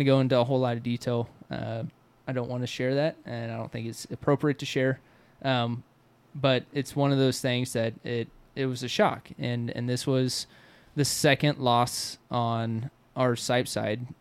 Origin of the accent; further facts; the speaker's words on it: United States; I grew up with him in Waukeeta